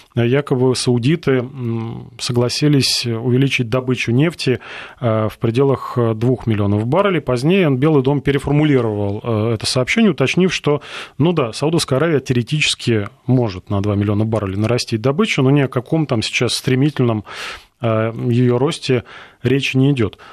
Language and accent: Russian; Russia